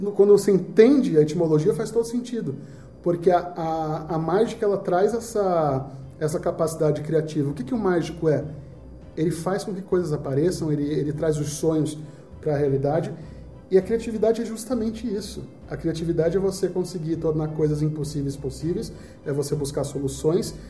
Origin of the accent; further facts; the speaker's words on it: Northeast Region, Brazil; eu sou nordestino